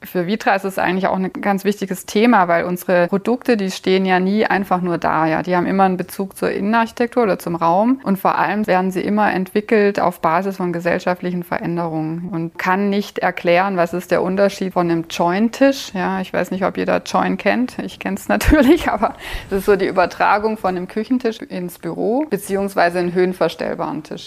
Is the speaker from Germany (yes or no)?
yes; Germany; ich komme nicht aus Finnland, ich komme aus Deutschland.